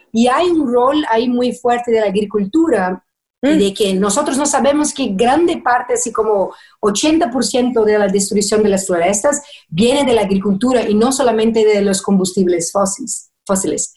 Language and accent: Spanish; Brazil; first language Portuguese; Spanish is a second language; now in United States; brasileña que vive en Estados Unidos